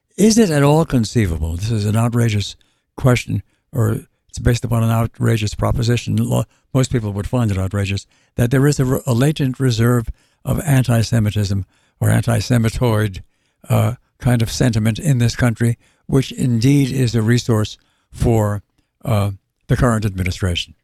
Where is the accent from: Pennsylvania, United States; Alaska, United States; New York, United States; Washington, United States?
New York, United States; accent: New York; my native New York accent